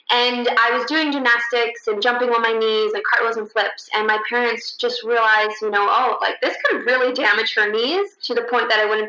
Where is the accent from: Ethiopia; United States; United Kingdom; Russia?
Russia; born there; I was born in Russia, born to a 16-year-old Russian girl, and due to a birth defect, she just couldn't take care of me.